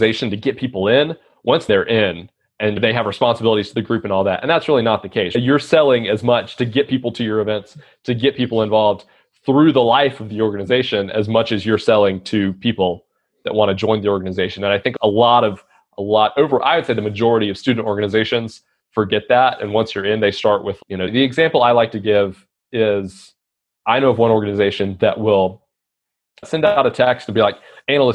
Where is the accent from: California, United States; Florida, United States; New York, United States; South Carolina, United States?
South Carolina, United States; I'm from South Carolina